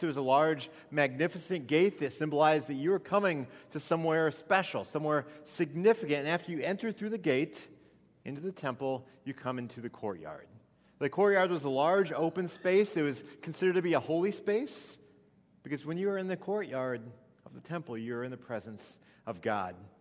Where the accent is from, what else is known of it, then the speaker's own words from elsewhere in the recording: Missouri, United States; I grew up in Missouri.